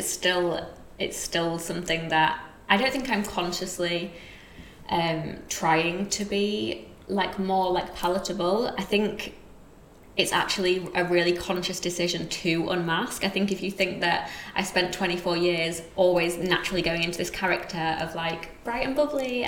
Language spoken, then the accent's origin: English; Yorkshire and the Humber, United Kingdom; accent: Yorkshire; Even my accent is kind of a whole host of different ones, because it's a bit of Yorkshire where I'm from, a bit of the school that I went to, a bit of where I'm living now.